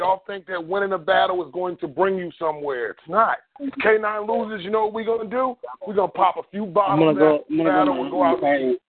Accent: East Coast, United States; moved away; I'm from the East Coast.

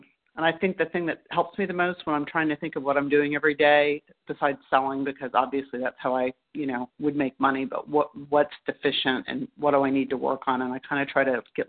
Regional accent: Northern Virginia, United States; I'm from Northern Virginia.

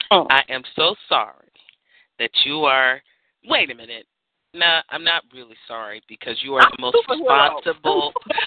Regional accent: San Francisco, California, United States; But I grew up in the Haight-Ashbury, so everybody else was.

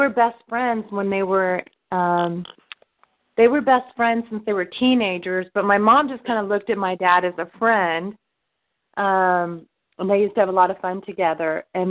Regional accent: California, United States; born there; And then they came to California, and I was born in California.

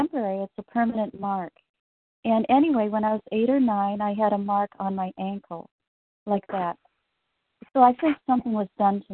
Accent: Midwest, United States; moved away; also born or lived in Chicago / Canada; I'm actually from the Midwest.

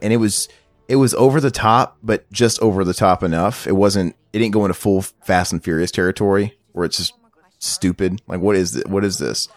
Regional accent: the Ozarks, United States; I'm from the Ozarks

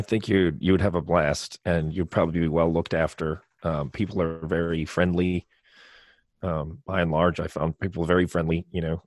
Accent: Baltimore, Maryland, United States; also born or lived in Ireland; people would ask me, "Where are you from?" And I'd say, "Baltimore."

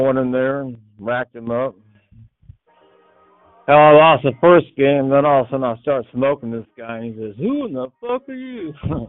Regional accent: North Carolina, United States; I'm from North Carolina.

